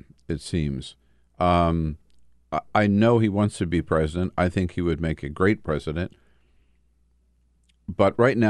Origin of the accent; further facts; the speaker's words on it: Delaware, United States; I went up to my home state of Delaware yesterday for a speech